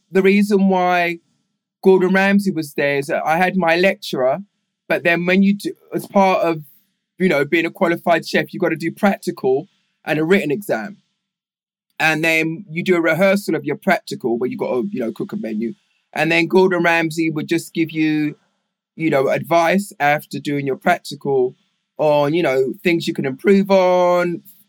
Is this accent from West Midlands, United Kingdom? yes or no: no; Walthamstow, London, United Kingdom; Well, I was born in Walthamstow, East London. Then, like I said, I went to boarding school, which was in Putney, West London. And then secondary school was in Westminster.